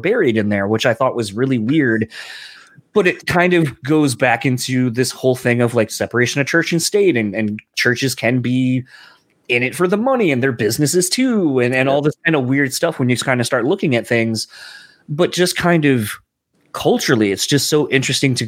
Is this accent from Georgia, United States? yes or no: no; Delaware, United States; now in Michigan, United States; being from Delaware and where I'm from initially